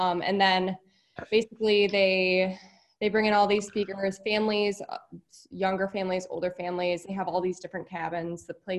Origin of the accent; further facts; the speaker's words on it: New York City, New York, United States; I worked at a camp in upstate New York, actually, but I grew up around New York City constantly.